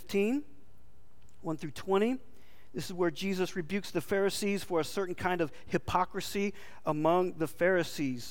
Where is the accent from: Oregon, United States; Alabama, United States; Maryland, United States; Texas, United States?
Texas, United States; we're from Texas.